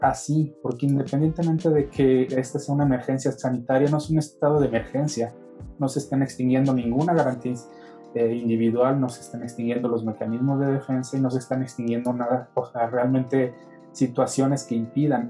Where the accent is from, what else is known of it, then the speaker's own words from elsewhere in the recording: Mexico; como mexicanos